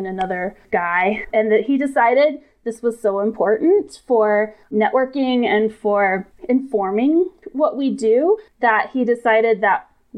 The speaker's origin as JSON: {"language": "English", "town": "Atlanta", "region": "Georgia", "country": "United States", "tie": "born or raised there", "said": "Growing up, I'm from Atlanta"}